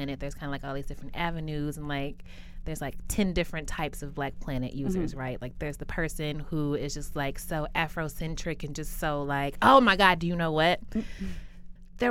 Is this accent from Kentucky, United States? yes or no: yes; Kentucky, United States; also born or lived in Lexington, Kentucky; I grew up in Kentucky.